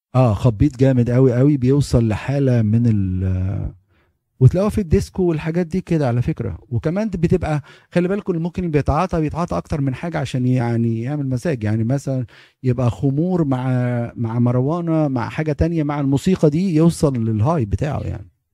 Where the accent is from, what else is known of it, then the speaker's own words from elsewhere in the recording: Egypt; moved away as an adult; احنا كمصريين